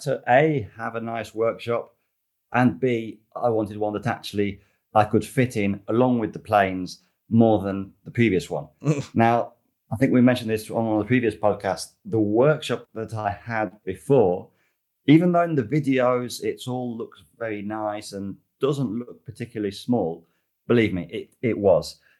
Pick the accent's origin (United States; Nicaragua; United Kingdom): United Kingdom; moved away; I am British, I've never driven in the UK